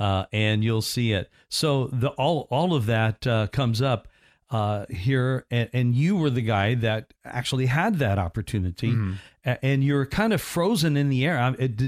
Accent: Indiana, United States; And it was all set in where I grew up in Indiana. And some of the games are played in southern Indiana in this movie. And just within 40 miles of where I grew up and lived.

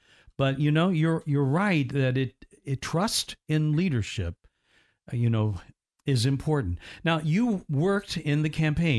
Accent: United States; But I also love our country, and I'm grateful that I'm an American.

